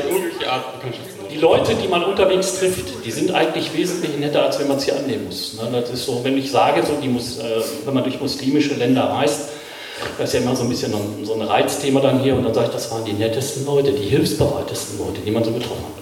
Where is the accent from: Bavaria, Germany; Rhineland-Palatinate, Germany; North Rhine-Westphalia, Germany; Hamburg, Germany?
North Rhine-Westphalia, Germany; Ruhr area; ich komme aus dem Ruhrgebiet, also ich weiß, wo die Kohle wirklich schwarz ist.